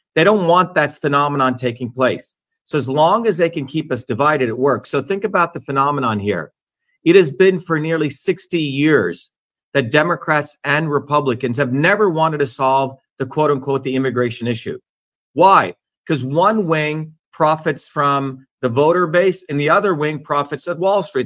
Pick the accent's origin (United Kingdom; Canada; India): India; Mumbai, Maharashtra; moved away; growing up in Bombay as a child